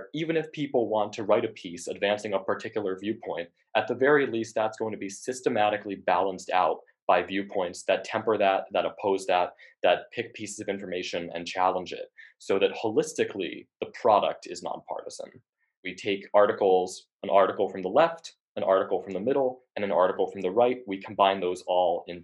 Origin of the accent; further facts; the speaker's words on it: Connecticut, United States; I'm from Connecticut